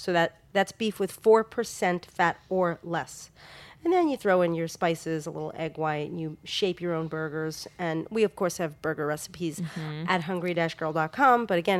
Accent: New York, United States; Growing up in New York

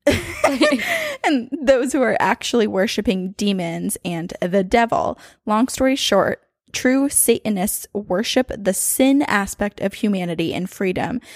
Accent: Burlington, Vermont, United States; born or raised there; moved away

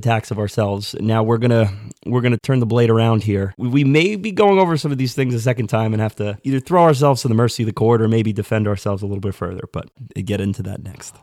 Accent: New York, United States; Born and raised in New York

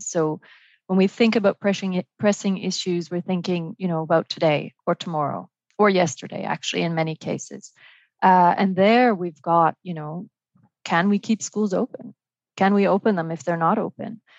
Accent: Montreal, Quebec, Canada; also born or lived in Vancouver, Canada; now in Paris, France; I live uh, in Paris and work at the OECD, uh, but I'm originally Canadian from uh, Montreal and close to Vancouver

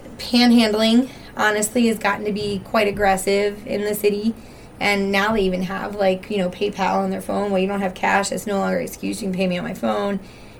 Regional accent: Cockeysville, Maryland, United States; also born or lived in Towson / Baltimore; now in Baldwin, United States; I am a transplant to the area. I mean, I grew up in Cockeysville, right off Cranbrook Road, and went to high school in Towson.

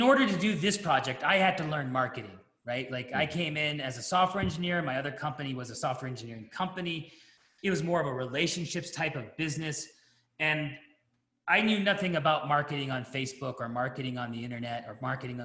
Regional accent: United States; I'm American

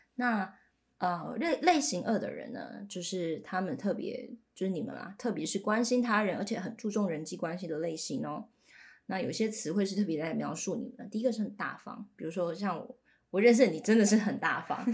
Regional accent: Pingtung County, Taiwan; 我又来自屏东

